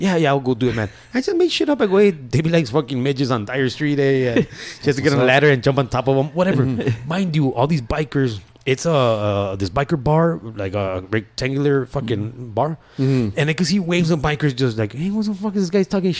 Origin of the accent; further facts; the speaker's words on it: El Paso, Texas, United States; also born or lived in Juárez, Mexico; was born in Juarez, raised here in El Paso